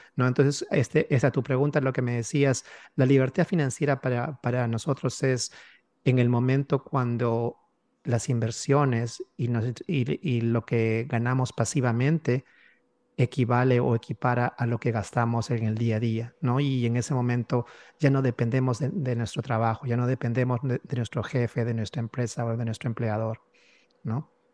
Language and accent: Spanish; Peru; moved away as an adult; now in United States; mi esposa y yo ambos somos de Perú.